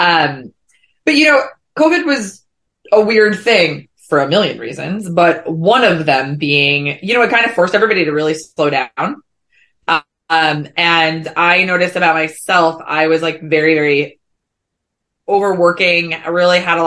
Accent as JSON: {"language": "English", "region": "New Jersey", "country": "United States", "tie": "born or raised there", "also_born_or_lived": "New York City", "moved": "as an adult", "said": "I grew up in Jersey. So I turned 18. The day I turned 18, I simultaneously graduated from high school and I pieced it out to New York"}